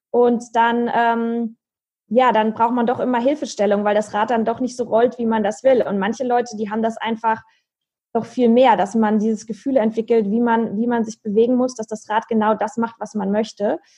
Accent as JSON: {"language": "German", "town": "Marburg", "region": "Hesse", "country": "Germany", "tie": "born or raised there", "said": "ich bin in meiner Heimatstadt in Marburg."}